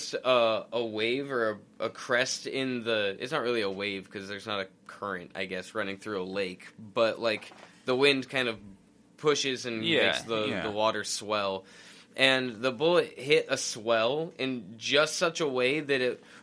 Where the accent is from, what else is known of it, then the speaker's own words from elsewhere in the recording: United States; We're American.